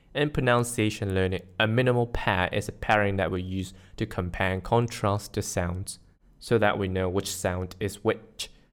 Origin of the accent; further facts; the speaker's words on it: Malaysia; I'm Malaysian, not in Malaysia